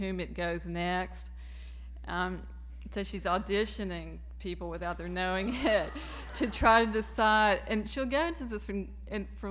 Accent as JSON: {"language": "English", "region": "Virginia", "country": "United States", "tie": "born or raised there", "said": "I've never lived out of my home state, which is Virginia"}